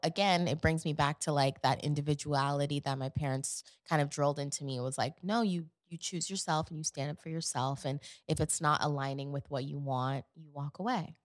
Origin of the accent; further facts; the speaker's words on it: New York City, New York, United States; moved away; also born or lived in Connecticut / Atlanta; growing up in Queens